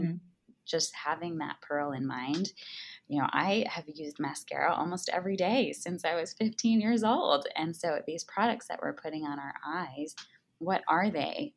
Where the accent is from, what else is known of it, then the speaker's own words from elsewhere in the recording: East Coast, United States; moved away as an adult; also born or lived in Arizona; I was born and raised on the East Coast